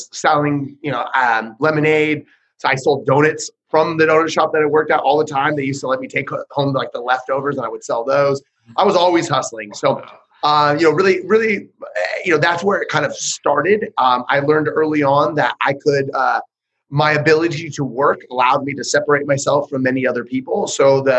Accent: Northern California, United States; moved away as an adult; also born or lived in Modesto, California; now in Central California, United States; I'm from Northern California. Right now, I kind of live a little more Central California

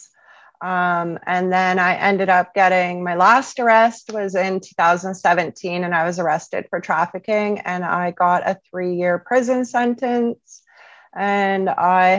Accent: Sarnia, Ontario, Canada; I'm originally from Sarnia, Ontario.

